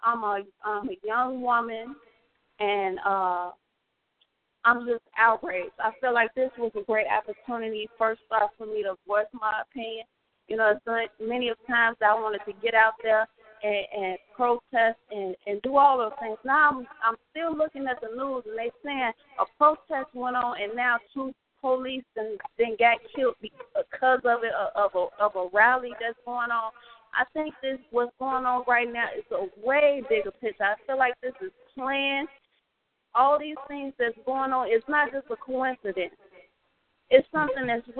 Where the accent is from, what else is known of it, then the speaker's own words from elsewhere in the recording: Chicago, Illinois, United States; I'm from Chicago